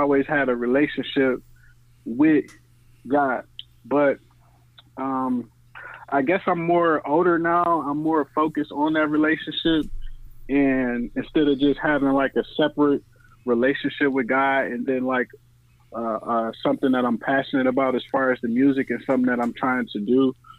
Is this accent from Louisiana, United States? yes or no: yes; New Orleans, Louisiana, United States; I was born in New Orleans